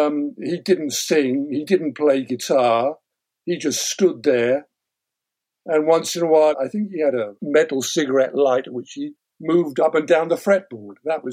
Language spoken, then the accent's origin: English; Wales, United Kingdom; also born or lived in London; I remember I was living in Wales at the time. I was born in North London and had lived in North London till I was 8. And then my parents moved up to Wales for better employment.